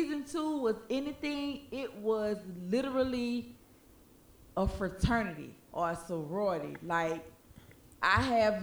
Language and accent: English; Houston, Texas, United States; I'm from Houston